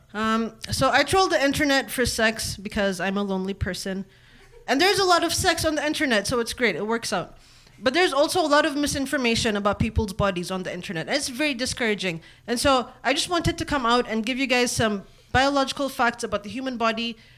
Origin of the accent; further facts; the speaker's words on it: Kenya; also born or lived in Eritrea / Columbus, Ohio / Reynoldsburg, Ohio; now in United States; I'm from Eritrea. I was born and raised in Kenya, and now I live in America.